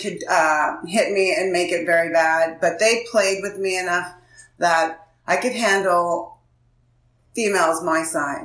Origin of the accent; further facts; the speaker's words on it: Oceanside, California, United States; I grew up in San Diego, Oceanside